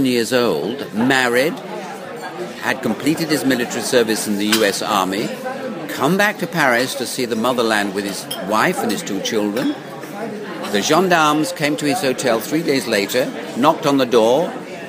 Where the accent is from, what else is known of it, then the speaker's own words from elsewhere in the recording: England, United Kingdom; first language English; also born or lived in France; I was a British subject, educated in England, but I was born in France and came over to England when I was 3 months old, so I spoke no other language but English.